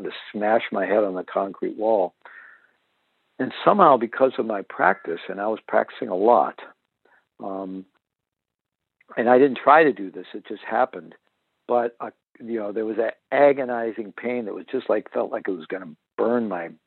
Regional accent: Missouri, United States; I'm originally from Missouri, the show me state

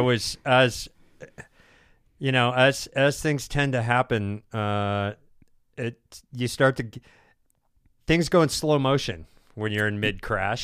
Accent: United States; I'm from America

